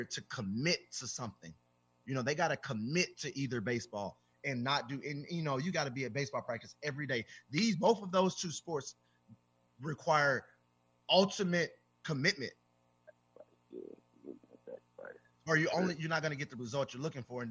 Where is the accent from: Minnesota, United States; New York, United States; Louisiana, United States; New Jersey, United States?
Louisiana, United States; I'm from Louisiana